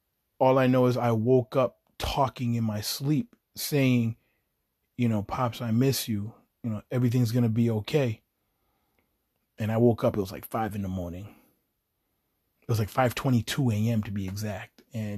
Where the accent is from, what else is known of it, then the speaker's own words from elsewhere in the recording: Chelsea, Massachusetts, United States; it was me and like the people I grew up with in Chelsea, Massachusetts.